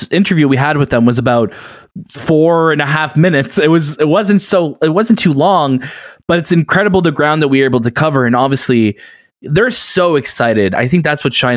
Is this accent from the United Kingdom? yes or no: no; Toronto, Ontario, Canada; We're from Toronto too